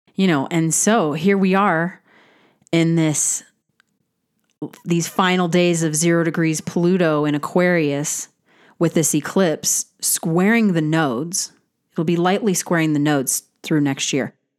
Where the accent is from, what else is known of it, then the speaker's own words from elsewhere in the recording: United States; as an American